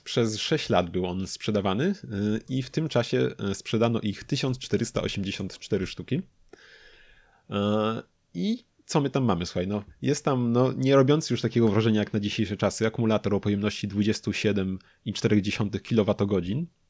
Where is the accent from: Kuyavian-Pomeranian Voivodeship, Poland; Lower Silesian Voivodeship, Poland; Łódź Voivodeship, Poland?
Lower Silesian Voivodeship, Poland; Lubin; u nas w Lubinie